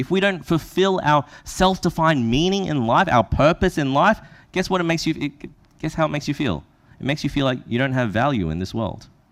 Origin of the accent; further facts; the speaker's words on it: Brisbane, Queensland, Australia; that's where I from.